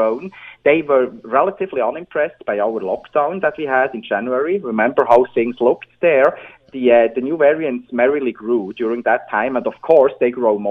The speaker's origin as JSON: {"language": "English", "country": "Switzerland", "second_language": "English", "moved": "yes", "said": "as you can hear from my accent, I'm originally from Switzerland."}